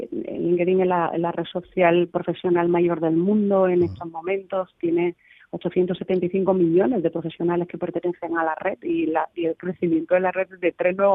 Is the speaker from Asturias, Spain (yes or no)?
no; Cádiz, Andalusia, Spain; estoy súper orgullosa de ser gaditana, de ser de eh